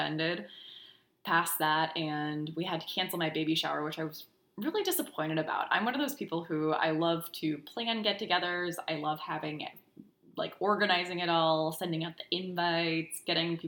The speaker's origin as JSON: {"language": "English", "country": "United States", "also_born_or_lived": "South Dakota / Minnesota", "moved": "as an adult", "lives_now": "Houston, United States", "said": "We're originally from South Dakota and Minnesota. We moved down to Houston about 4 years"}